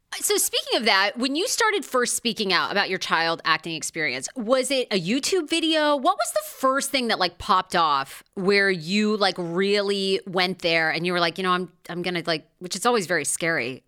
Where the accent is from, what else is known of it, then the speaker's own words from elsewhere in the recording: Maine, United States; moved away; I grew up in Maine